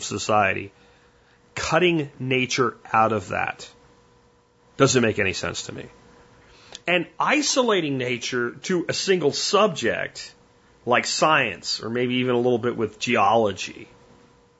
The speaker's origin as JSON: {"language": "English", "region": "Pennsylvania", "country": "United States", "tie": "born or raised there", "also_born_or_lived": "Florida", "said": "I grew up in Florida before we moved to Pennsylvania"}